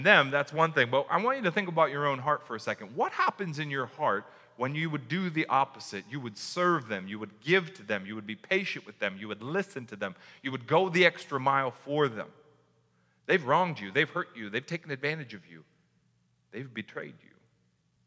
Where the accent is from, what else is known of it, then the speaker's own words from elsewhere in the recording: United States; as an American reader of this